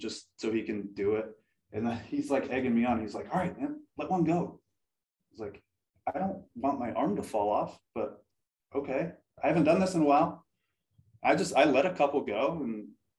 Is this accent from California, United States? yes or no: yes; Los Angeles area, Southern California, United States; I'm from